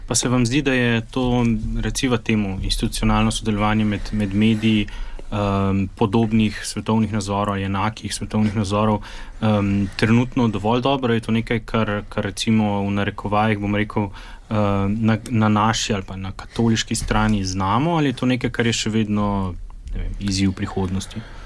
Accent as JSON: {"language": "Slovenian", "country": "Slovenia"}